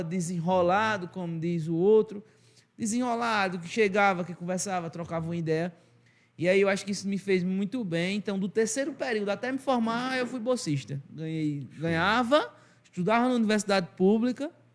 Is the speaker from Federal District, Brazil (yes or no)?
no; Arcoverde, Pernambuco, Brazil; accent: sotaque arrastado nordestino; Eu sou arco-verdense com muito orgulho, é uma cidade do interior, Portal do Sertão, pernambucano